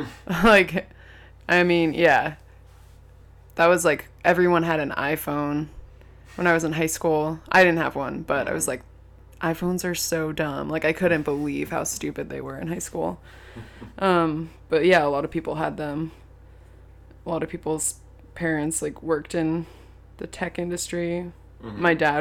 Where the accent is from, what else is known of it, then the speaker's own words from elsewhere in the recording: Palo Alto, California, United States; In Palo Alto, California.